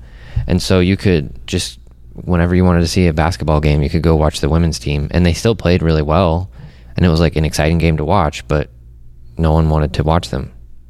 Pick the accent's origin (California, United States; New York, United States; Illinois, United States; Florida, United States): Illinois, United States; Champaign; I grew up around Champaign